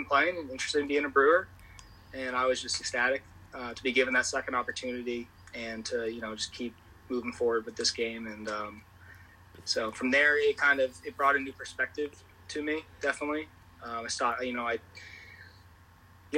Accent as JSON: {"language": "English", "town": "Chesterfield", "region": "Virginia", "country": "United States", "tie": "born or raised there", "said": "I'm from Chesterfield, Virginia, so it was Chesterfield Little League."}